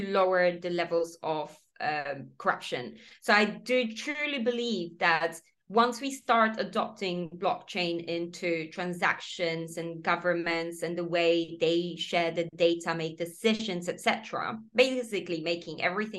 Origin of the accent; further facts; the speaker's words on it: Poland; English is a second language; moved away as an adult; also born or lived in Copenhagen, Denmark; now in United Kingdom; I'm in the UK, but I'm originally from Poland